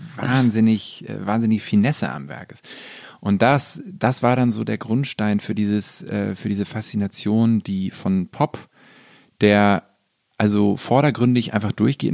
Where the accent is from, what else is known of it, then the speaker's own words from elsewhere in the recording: Hamburg, Germany; Also ich bin ja in Hamburg groß geworden